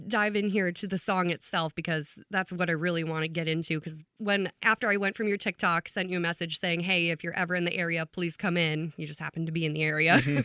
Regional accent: Long Prairie, Minnesota, United States; I'm from Long Prairie, which is a short 45 minute drive from Wadena

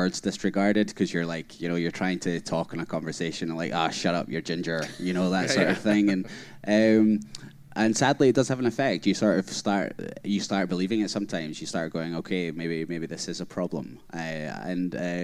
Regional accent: Scotland, United Kingdom; growing up in Scotland

